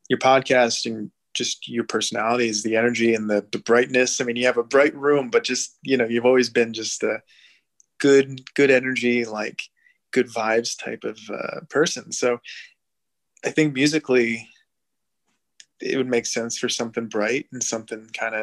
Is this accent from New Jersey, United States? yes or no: yes; New Jersey, United States; now in Brooklyn, United States; I'm from New Jersey